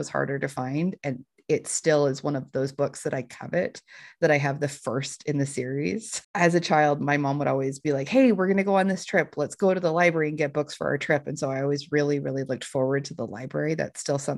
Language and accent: English; Utah, United States; So I reside in Utah. That's my home state